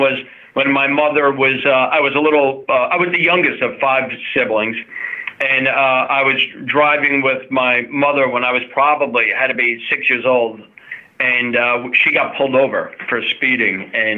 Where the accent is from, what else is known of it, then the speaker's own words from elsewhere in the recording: Commack, New York, United States; also born or lived in Syracuse / East Brunswick; Yeah, so I was born in Commack, right here in Suffolk County. And before I was even a year old, my family moved to Syracuse for 5 years, upstate New York, and then to East Brunswick, New Jersey for another 5 years. And then we resettled back in Commack.